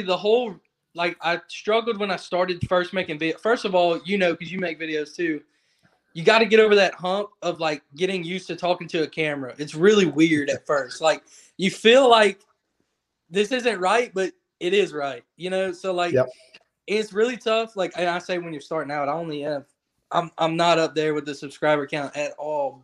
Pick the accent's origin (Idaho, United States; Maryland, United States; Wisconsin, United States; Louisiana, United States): Louisiana, United States; Lake Charles; I live in Lake Charles. That's where I grew up. That's where I'm born and raised